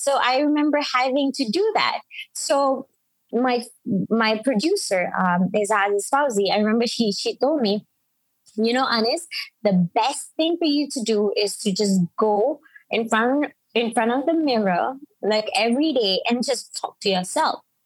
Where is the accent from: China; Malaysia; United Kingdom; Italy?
Malaysia; Penang; accent: Penang; speak with my Penang accent